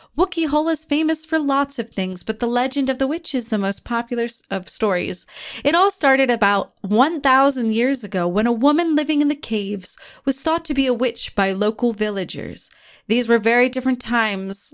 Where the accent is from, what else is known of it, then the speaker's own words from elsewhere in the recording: United States; I'm the American one